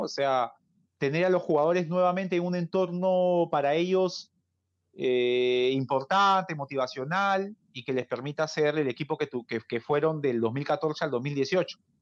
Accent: Peru; como peruano y aliancista

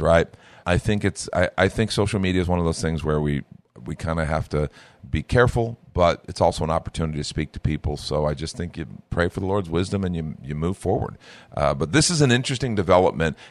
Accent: United States; as an American

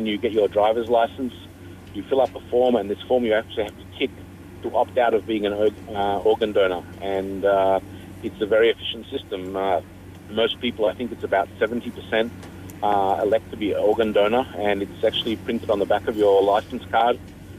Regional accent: Australia; now in Malaysia; my home country, Australia.

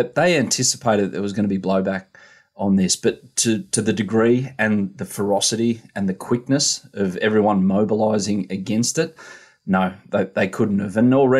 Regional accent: Sydney, New South Wales, Australia; I was born in Sydney. I was bred in Sydney too, but I grew up in Sydney and have lived here all my life. So, I mean, you won't find a bigger Sydney sider than me

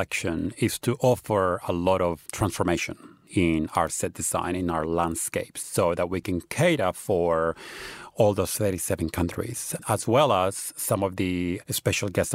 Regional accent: Australia; moved away; I grew up in Australia where it's always been a big cultural celebration

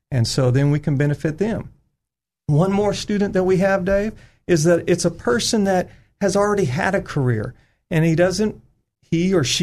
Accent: California, United States; moved away as an adult; now in Arkansas, United States; Harding University, I came from California back in uh, mid

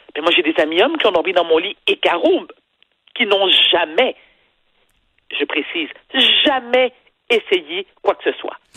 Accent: Quebec, Canada; je suis une Québécoise, pierre de lettres, née au Québec, qui est située dans le Canada, et mes parents sont d'origine haïtienne

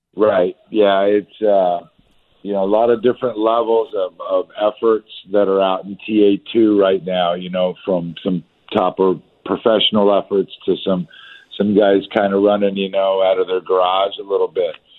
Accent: Southern California, United States; I grew up in Southern Cal

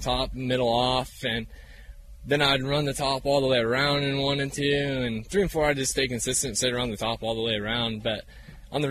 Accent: California, United States; we're both from California

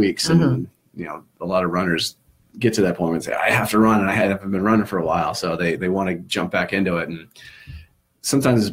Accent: Midwest, United States; now in Cape Cod, United States; I'm from the Midwest

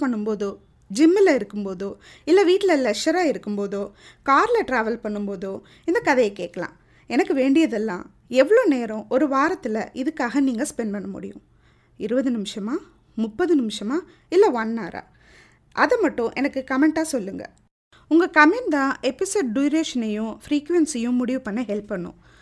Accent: Thanjavur, Tamil Nadu, India; நான் தஞ்சாவூர்காரி

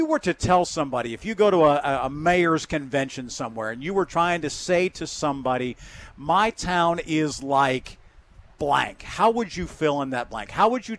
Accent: Grove City, Pennsylvania, United States; I grew up in a small town north of here, a little place called Grove City, about an hour north of Pittsburgh.

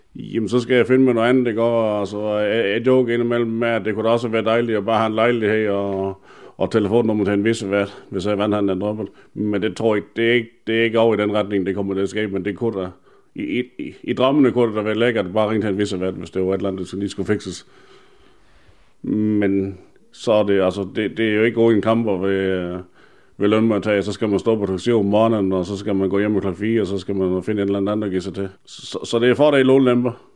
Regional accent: Denmark; det er mit barndomshjem. Jeg er født opvokset her

